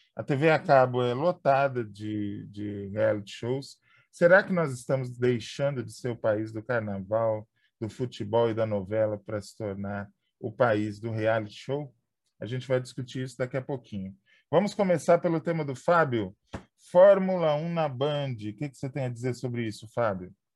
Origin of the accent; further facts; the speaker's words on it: São Paulo, Brazil; now in São José do Rio Preto, Brazil; na minha infância, quando eu morava em São Paulo, capital